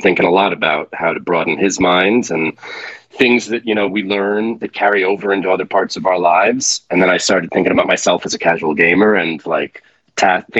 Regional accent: New York, United States; accent: New York; my New York accent

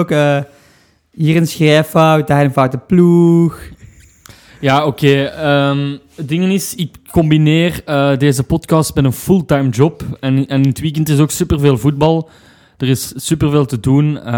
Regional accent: Leuven, Flemish Brabant, Belgium; we zijn van Leuven en wij zijn heel bescheiden.

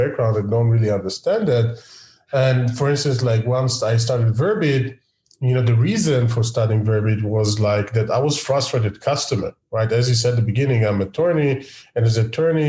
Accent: Israel; I'm from Israel

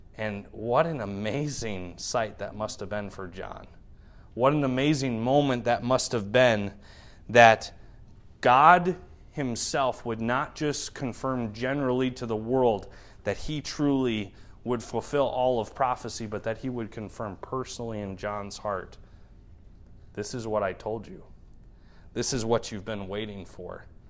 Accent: United States; As American believers

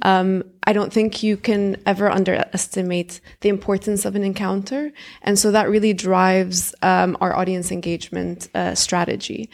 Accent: Syria; now in Dubai, United Arab Emirates; I'm originally from Syria

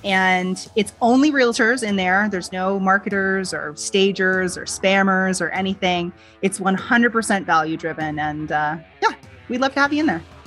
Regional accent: Canada; I'm Canadian, so we say niche

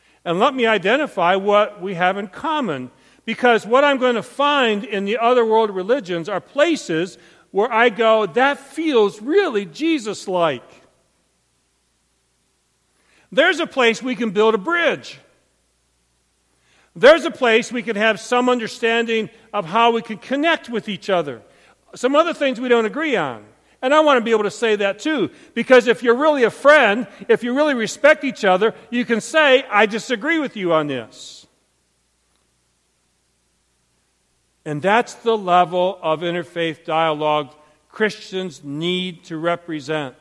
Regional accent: Montrose, Michigan, United States; I was raised in Montrose, Michigan.

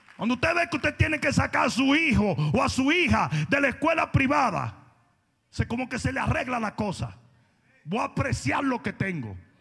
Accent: Santo Domingo, Dominican Republic; moved away as an adult; also born or lived in Dallas; Yo vengo de Santo Domingo, donde yo estaba súper mega bien. Yo me crié con esto en un colegio privado

